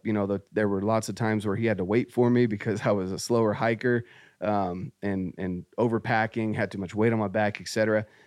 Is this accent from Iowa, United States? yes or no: no; North Carolina, United States; moved away; I grew up in Scouts, I, I got my Eagle Scout, my dad was very active in scouting, um, we did a lot of camping, hiking, and, uh, this was in North Carolina